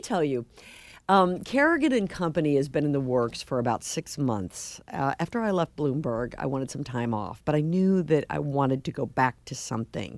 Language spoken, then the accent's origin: English; St. Louis, Missouri, United States; now in Boston, United States; I grew up in Saint Louis